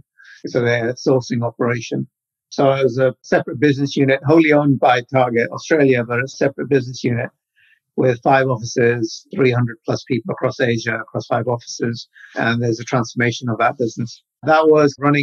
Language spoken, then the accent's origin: English; Birmingham, West Midlands, United Kingdom; moved away as an adult; also born or lived in India; I was born and brought up in Birmingham.